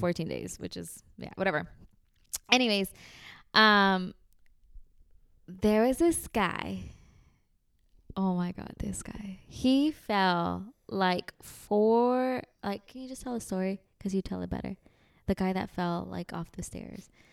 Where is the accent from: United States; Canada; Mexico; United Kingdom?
Mexico; we're from Mexico.